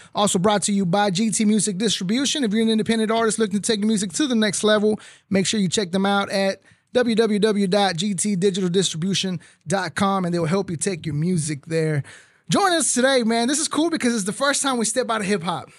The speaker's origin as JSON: {"language": "English", "town": "McAllen", "region": "Texas", "country": "United States", "tie": "born or raised there", "said": "I grew up in McAllen, Texas"}